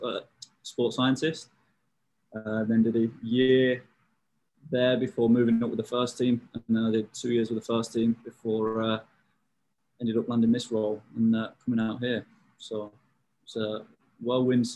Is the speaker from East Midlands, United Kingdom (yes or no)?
yes; Leicester, East Midlands, United Kingdom; accent: English; moved away as an adult; also born or lived in Lincoln; now in New York, United States; from the UK, born and raised in Leicester, so from there originally.